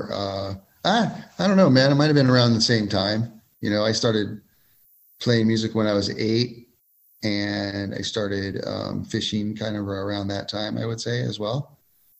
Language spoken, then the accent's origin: English; Ventura, California, United States; now in Kernville, United States; I am native Californian, grew up in Ventura, California, surfer kid, and then kind of moved up to the Kernville area about 20 years ago.